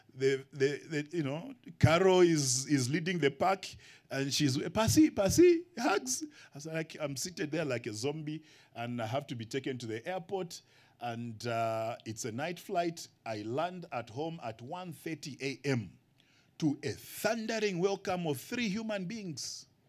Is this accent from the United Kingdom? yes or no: no; Kenya; moved away as an adult; now in Zambia; Kenya is my first home and then Zambia my second. I'm a missionary from Kenya to Zambia